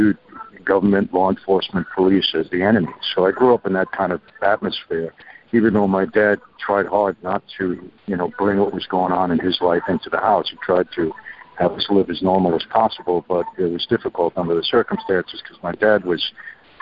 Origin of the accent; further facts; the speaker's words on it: New York City, New York, United States; also born or lived in Long Island, New York; I was born and raised in New York, first Brooklyn, then moved out to Long Island